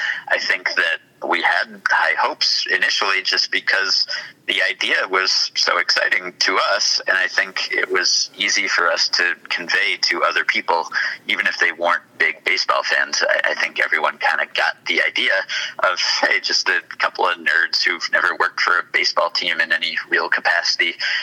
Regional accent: New York, United States; As a New Yorker

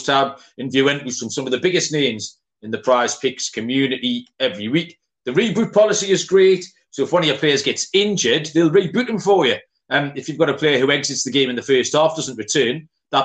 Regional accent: Newcastle upon Tyne, North East England, United Kingdom; I'm from Newcastle

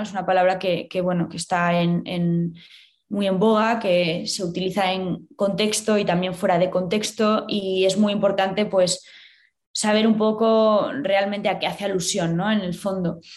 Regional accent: Valladolid, Castile and León, Spain; moved away as an adult; also born or lived in Madrid / London; yo soy de Valladolid

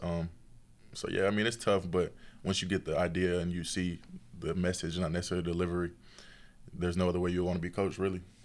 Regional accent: Tennessee, United States; being from Tennessee

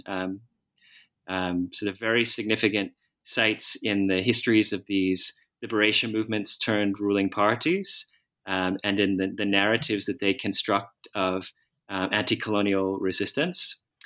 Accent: outside Philadelphia, Pennsylvania, United States; I was born in the United States, uh, outside Philadelphia, and I went to school in the Philadelphia area

